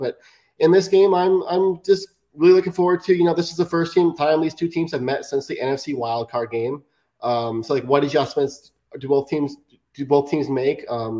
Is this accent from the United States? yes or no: yes; Montana, United States; I'm originally from Montana